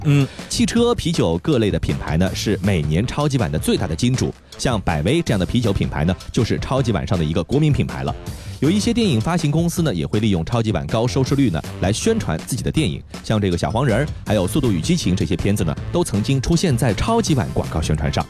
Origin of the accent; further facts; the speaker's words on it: Shanghai, China; 就是阿拉上海人讲的味之手